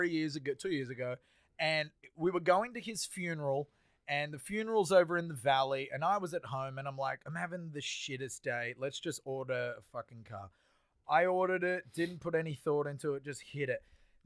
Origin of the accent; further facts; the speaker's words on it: Australia; because I'm Australian